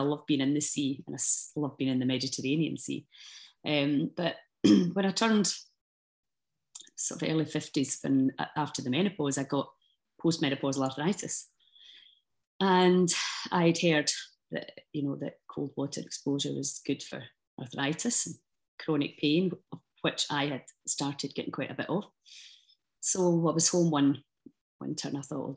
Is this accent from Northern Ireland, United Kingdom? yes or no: no; Scotland, United Kingdom; I love being Scottish. I love the Scottish people